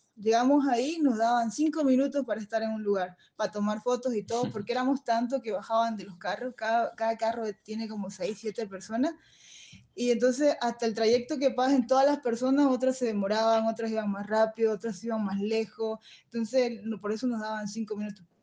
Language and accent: Spanish; Bolivia; moved away as an adult; Sí conozco Bolivia, pero la verdad que conozco más otros países que mi mismo país